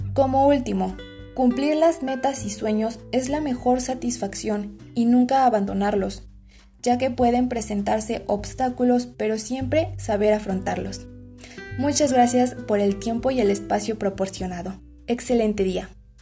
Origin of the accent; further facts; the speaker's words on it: Aculco, State of Mexico, Mexico; soy de Aculco, Estado de México